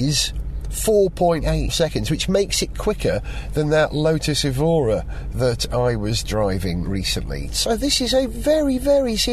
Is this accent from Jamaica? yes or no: no; Holywell, Wales, United Kingdom; moved away; Holywell, my hometown